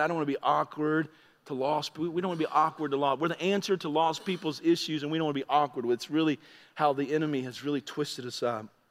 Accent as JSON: {"language": "English", "country": "United States", "said": "I'm an American, I'm new to your area"}